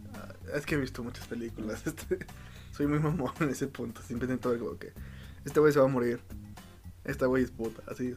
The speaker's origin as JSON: {"language": "Spanish", "country": "Mexico", "said": "siendo mexicano"}